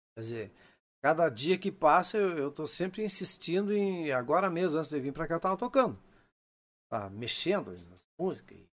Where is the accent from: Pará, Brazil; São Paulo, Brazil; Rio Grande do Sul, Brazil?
Rio Grande do Sul, Brazil; Unistalda; eu sou natural de Unistalda